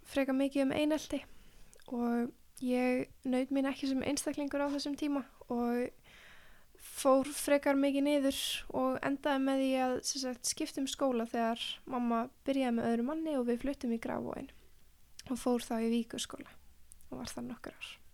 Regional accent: Mosfellsbær, Capital Region, Iceland; fættist í Mórselsbæk og við vorum sem sagt, ég, mamma og pappi með alveg frekar stort einbílishús þar og hesta sem var alveg frekar reyndislegt og var þar fyrstu ára æfiminnar

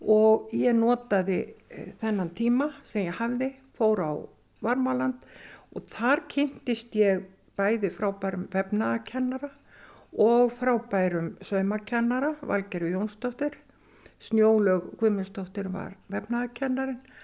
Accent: Sauðárkrókur, Northwestern Region, Iceland; Ég ólst upp á Söðakróki, fætt 1955

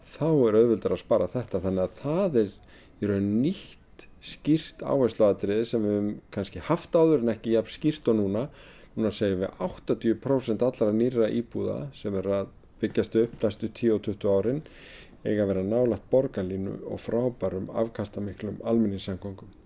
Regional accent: Reykjavík, Capital Region, Iceland; ég sem gamal árbæingur, ég er alin upp í blokkonum við Römbæin

